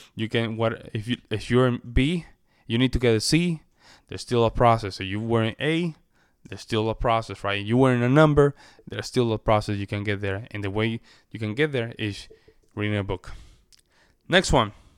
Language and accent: English; Puerto Rico; first language Spanish; English is a second language; I'm a Spanish speaker by nature, right? I, I, I come from the Commonwealth of Puerto Rico.